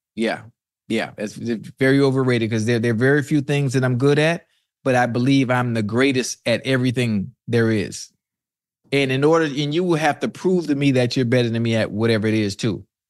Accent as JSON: {"language": "English", "town": "Miami", "region": "Florida", "country": "United States", "said": "I'm from Miami"}